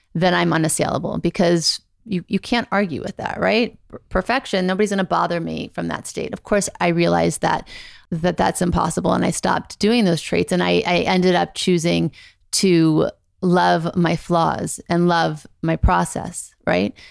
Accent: Beverly Hills, California, United States; also born or lived in Thibodaux, Louisiana; I grew up mostly in Beverly Hills.

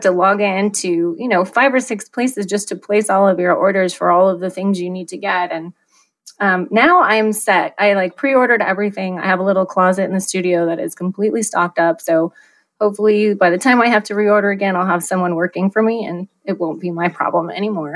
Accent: Iowa, United States; now in Scottsdale, United States; So I have lived in Scottsdale for 20 years, but I'm originally from Iowa.

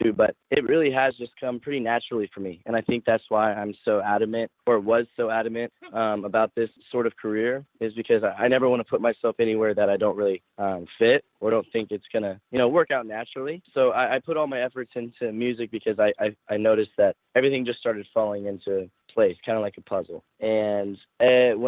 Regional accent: the South, United States; now in Los Angeles, United States; But I grew up in the South

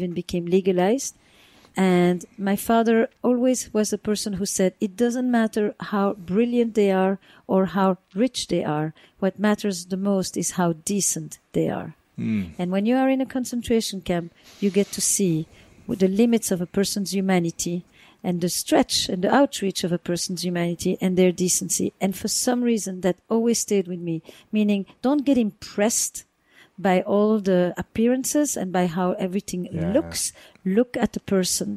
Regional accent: the Flemish part of Belgium, Flanders, Belgium; moved away; I grew up in the Flemish part of Belgium

